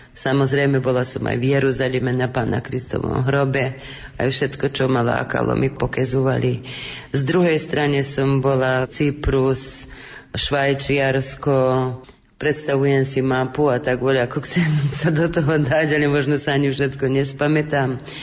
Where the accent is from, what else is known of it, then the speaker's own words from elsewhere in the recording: Kovačica, Vojvodina, Serbia; my sme Slováci v Srbsku, tak si obhajujeme všetko slovenské